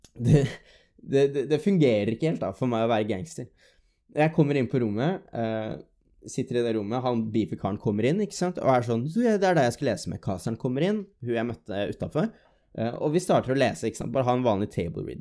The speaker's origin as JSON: {"language": "Norwegian", "town": "Drammen", "region": "Buskerud", "country": "Norway", "tie": "born or raised there", "moved": "as an adult", "lives_now": "Stavanger, Norway", "said": "så kommer jeg jo ikke fra Stavanger, jeg kommer fra Drammen. Det er jo det som er hjembyen min"}